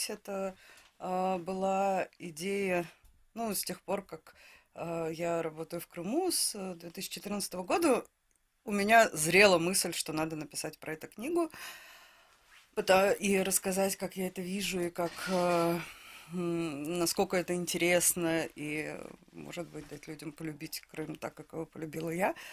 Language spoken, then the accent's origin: Russian; Saint Petersburg, Russia; Я из Санкт-Петербурга, да.